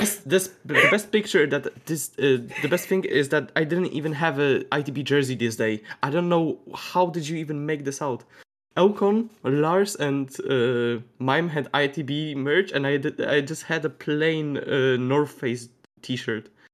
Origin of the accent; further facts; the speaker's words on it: Poland; We are from Poland